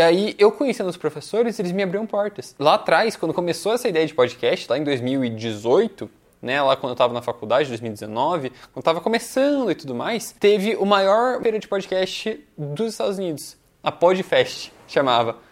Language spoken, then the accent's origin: Portuguese; Curitiba, Paraná, Brazil; also born or lived in Foz do Iguaçu, Brazil / United States; eu nasci em Foz do Iguaçu, na fronteira com o Paraguai, aí eu vim para cá, para Curitiba, aos 5 anos de idade